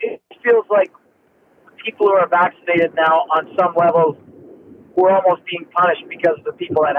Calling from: Ontario, Canada; Yes, I'm on the 115, just coming back from Peterborough in Durham.

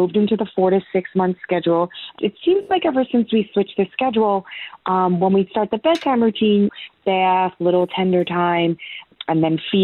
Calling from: New York, United States; I'm calling from New York.

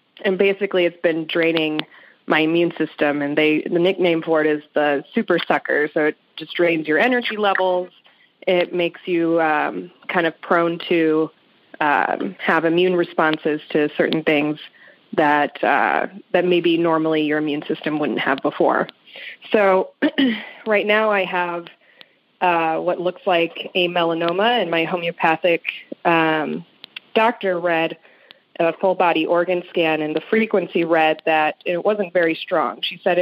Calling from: St. Louis, Missouri, United States; I'm calling from St. Louis, Missouri

